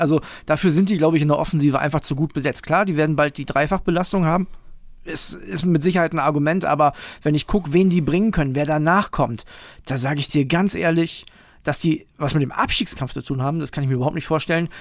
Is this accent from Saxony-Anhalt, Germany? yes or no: no; Wilhelmshaven, Lower Saxony, Germany; meine Heimatstadt Wilhelmshaven